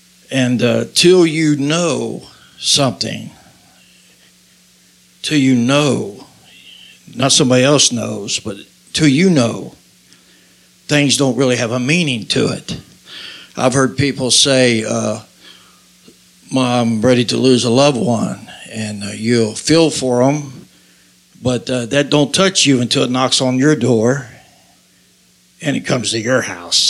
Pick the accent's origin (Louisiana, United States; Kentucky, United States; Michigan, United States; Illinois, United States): Kentucky, United States; Covington; I was raised in Covington, Kentucky